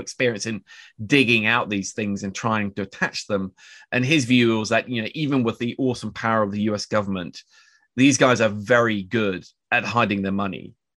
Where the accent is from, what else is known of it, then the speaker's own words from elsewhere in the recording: Oslo, Norway; I grew up with a very Harry Potter-esque name on the west side of Oslo